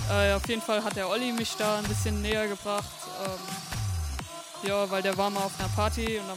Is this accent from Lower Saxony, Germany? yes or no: no; Hofheim am Taunus, Hesse, Germany; ich bin 14, äh, ich komme hier aus Hofheim.